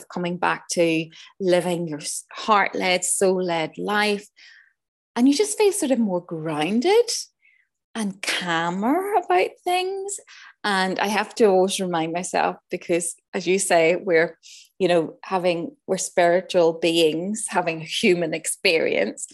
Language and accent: English; Northern Ireland, United Kingdom; moved away; also born or lived in Switzerland; I grew up in Northern Ireland in the height of the troubles